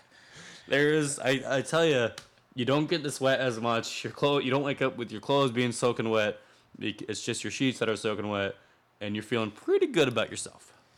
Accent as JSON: {"language": "English", "town": "Winter Haven", "region": "Florida", "country": "United States", "tie": "born or raised there", "said": "I grew up also in Winter Haven, the chain of Lake City"}